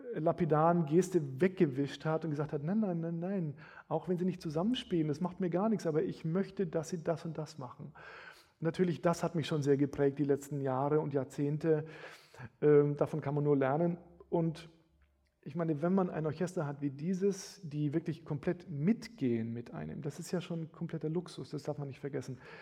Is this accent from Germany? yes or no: yes; Bamberg, Bavaria, Germany; Bamberg, wo ich herkomme, hatte 80.000 Einwohner